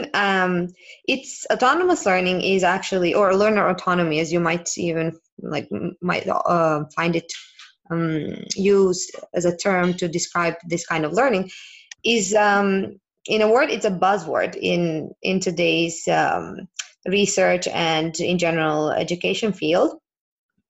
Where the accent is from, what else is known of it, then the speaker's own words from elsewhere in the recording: Serbia; now in Barcelona, Spain; I'm from Serbia originally, and I currently live in Spain, in Barcelona